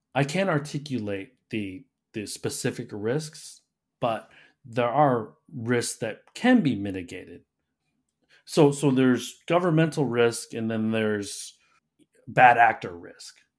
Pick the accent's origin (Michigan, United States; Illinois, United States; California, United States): Michigan, United States; Detroit; I grew up in Detroit